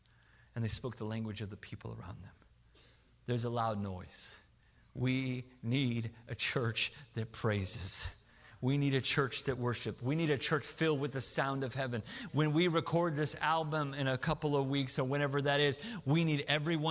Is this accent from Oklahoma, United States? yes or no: yes; Tulsa, Oklahoma, United States; moved away; I'm from Tulsa originally